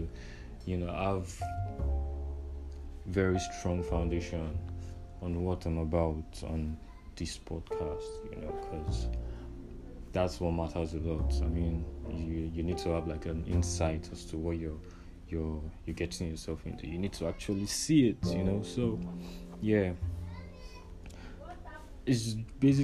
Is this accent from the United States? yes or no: no; Nigeria; growing up a Nigerian